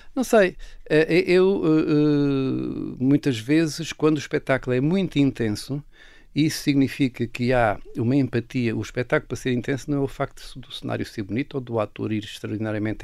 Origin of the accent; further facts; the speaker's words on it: Castelo Branco, Centro, Portugal; Eu nasci em Castelo Branco, mas fui por acaso, a casa dos meus avós, mas a minha vida, os meus primeiros 12 anos foram numa aldeia